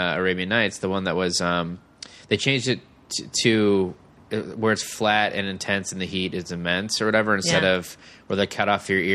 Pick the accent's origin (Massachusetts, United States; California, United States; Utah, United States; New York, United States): California, United States; Davis; also born or lived in Michigan / San Francisco; Michigan originally, but then I moved to Davis when I was 9, and then San Francisco for college